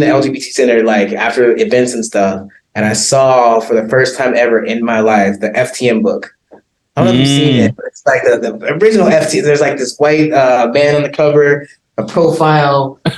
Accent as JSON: {"language": "English", "town": "Compton", "region": "California", "country": "United States", "tie": "born or raised there", "moved": "as an adult", "lives_now": "South Africa", "said": "I was born in Compton, born and raised, actually like the last generation of people actually born and raised in the city of Compton"}